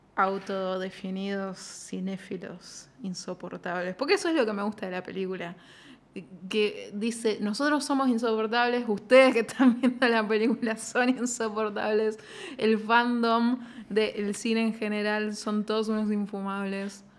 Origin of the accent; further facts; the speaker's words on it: Zárate, Buenos Aires Province, Argentina; Yo digo Zárate, yo soy Zárate